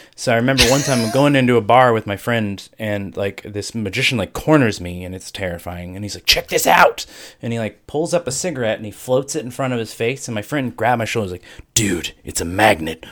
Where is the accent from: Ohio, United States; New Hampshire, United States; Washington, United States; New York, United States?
Ohio, United States; I'm from Ohio